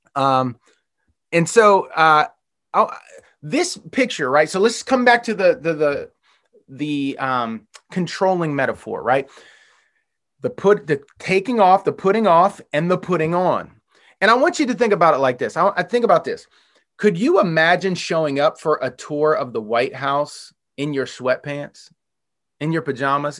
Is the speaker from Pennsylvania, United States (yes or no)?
yes; Western Pennsylvania, United States; moved away; I grew up in Western Pennsylvania